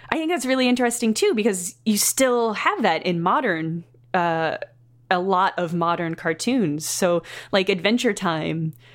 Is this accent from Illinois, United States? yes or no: yes; Southern Illinois, United States; Southern Illinois, which is the, the Midwest of the United States